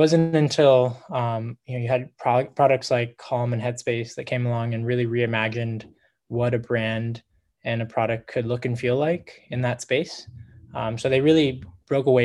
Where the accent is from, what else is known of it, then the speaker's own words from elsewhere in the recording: Laguna Beach, California, United States; I'm from Southern California, a beach town called Laguna Beach.